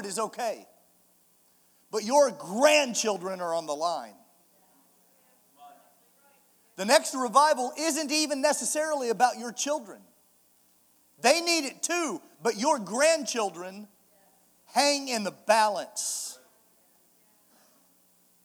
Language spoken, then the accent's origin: English; Kansas City, Missouri, United States; I'm from Kansas City, Missouri